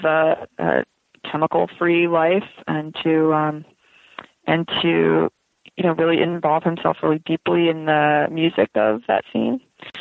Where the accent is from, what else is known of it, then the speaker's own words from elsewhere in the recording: West Palm Beach, Florida, United States; moved away as an adult; also born or lived in Vermont; We grew up in West Palm Beach, Florida